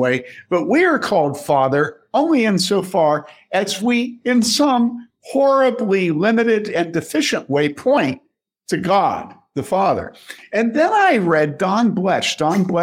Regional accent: Wheaton, Illinois, United States; growing up in Wheaton

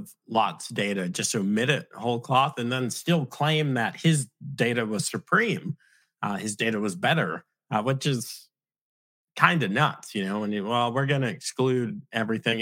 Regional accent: United States; as an American watching and living through things like the 2020 election

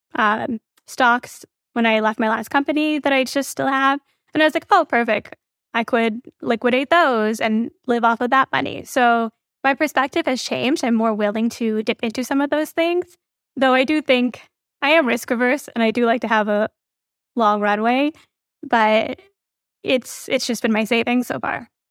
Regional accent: Midwest, United States; my parents are Indian. I grew up in the Midwest

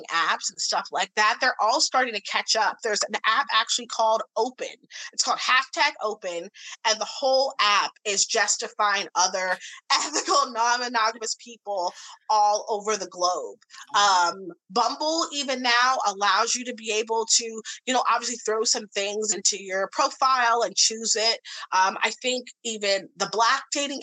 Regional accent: St. Louis, Missouri, United States; I grew up in the Midwest in St. Louis, Missouri.

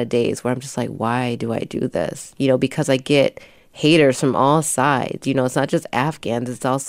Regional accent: Milwaukee, Wisconsin, United States; I grew up in Milwaukee. I grew up in the projects. My mother is Korean. My father is Black.

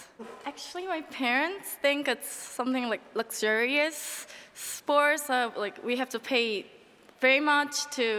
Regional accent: Incheon, South Korea; I'm from Incheon.

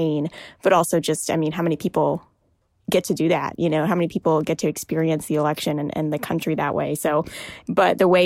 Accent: United States; also born or lived in Washington, D.C.; I'm Indian American, and I call my parents mom and dad. I am currently living in my childhood bedroom

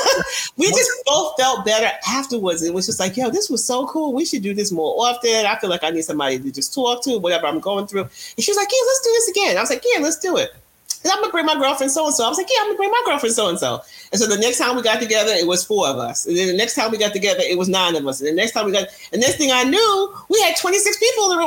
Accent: New York, United States; I'm a New Yorker

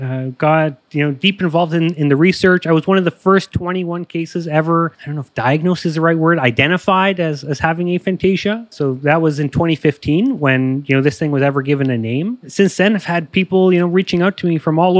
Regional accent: Toronto, Ontario, Canada; I grew up in Canada, Toronto, Ontario.

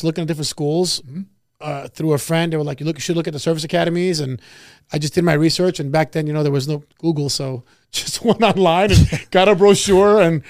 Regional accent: New York City, New York, United States; moved away; Well, I'm from New York originally.

